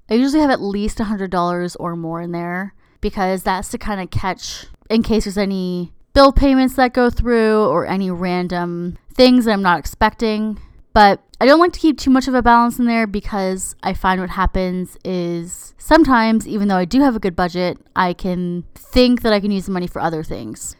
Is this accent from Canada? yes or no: yes; Canada; I'm Canadian